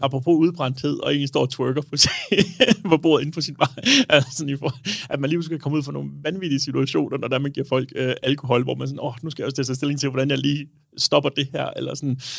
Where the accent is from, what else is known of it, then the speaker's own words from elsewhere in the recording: Denmark; also born or lived in Aarhus; vi danskere